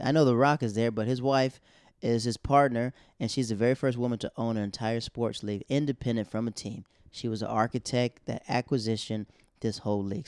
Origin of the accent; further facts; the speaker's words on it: Florida, United States; also born or lived in Harlem, New York City; now in New York City, United States; I'm from Florida